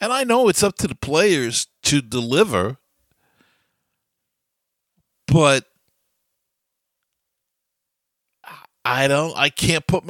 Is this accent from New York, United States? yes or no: yes; New York City, New York, United States; I've been in New York my whole life. I grew up in Queens